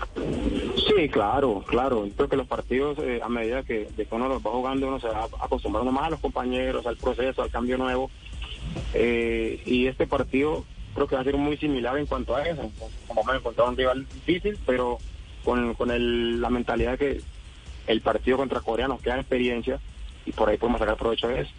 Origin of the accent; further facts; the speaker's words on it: Colombia; moved away as an adult; also born or lived in Japan; como colombiano